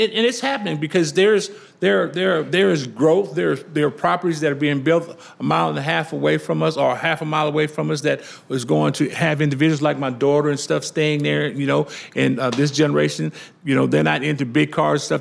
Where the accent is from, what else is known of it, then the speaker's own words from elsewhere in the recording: Louisiana, United States; I'm from Louisiana.